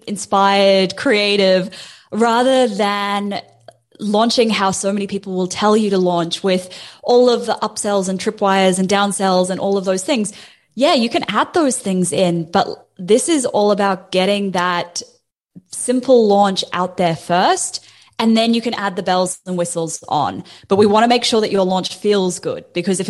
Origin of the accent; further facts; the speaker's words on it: New Zealand; now in Australia; I'm a Kiwi citizen in Australia